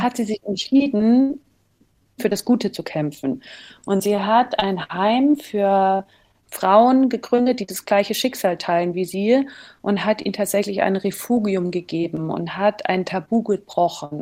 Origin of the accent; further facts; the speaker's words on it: Germany; dass ich als Deutsche